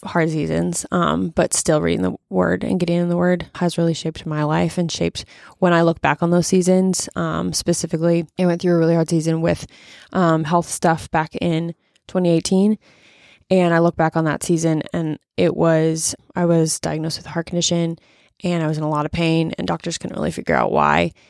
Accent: Omaha, Nebraska, United States; now in Lincoln, United States; I grew up in Omaha

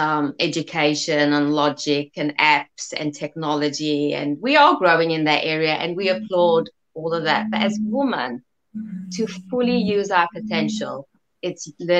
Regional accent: South Africa; accent: South African; I was born in South Africa, hence the South African accent.

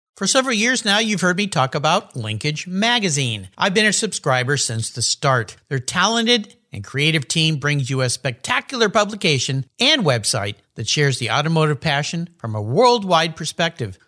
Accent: California, United States; moved away; I'm back in my home state, California

